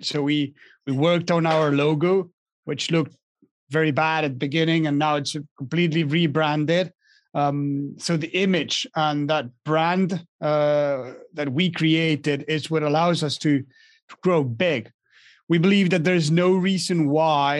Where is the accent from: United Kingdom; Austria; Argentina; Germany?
Argentina; moved away as an adult; now in France; I was born and raised in Argentina